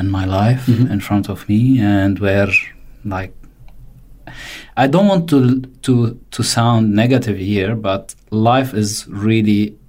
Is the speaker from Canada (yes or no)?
no; Ain Ebel, South Governorate, Lebanon; moved away as an adult; now in Australia; I am originally from Lebanon. I came to Australia like less than 3 years. Now I've been in Australia. I relocated from Lebanon to Australia with my family. I come from a Catholic family from a small village town called Ain Ebel from the south of Lebanon.